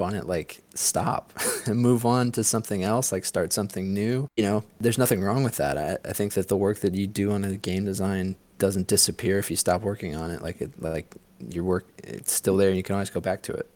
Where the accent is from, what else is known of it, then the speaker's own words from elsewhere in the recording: St. Louis, Missouri, United States; I'm from St. Louis. Grew up in St. Louis